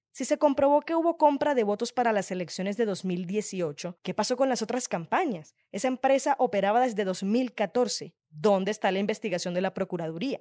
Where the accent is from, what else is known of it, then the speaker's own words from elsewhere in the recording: Cartagena, Bolívar, Colombia; soy de Cartagena